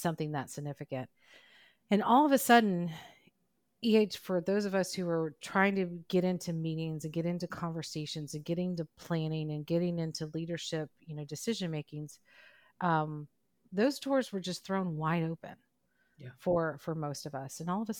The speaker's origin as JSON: {"language": "English", "region": "Mississippi", "country": "United States", "tie": "born or raised there", "said": "growing up in Mississippi, which is, it's a challenging, different place to grow up than some of our other places across the country."}